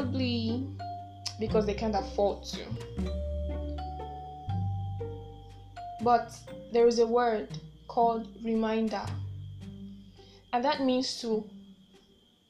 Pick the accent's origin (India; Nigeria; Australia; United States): Nigeria; I am a Nigerian